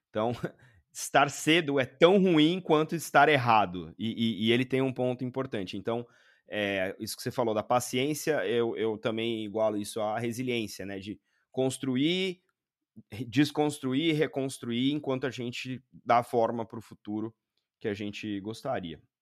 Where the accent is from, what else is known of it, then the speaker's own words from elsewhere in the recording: Brazil; moved away as an adult; Mesmo sendo brasileiro, mesmo trabalhando no mercado financeiro há 20 e tralala anos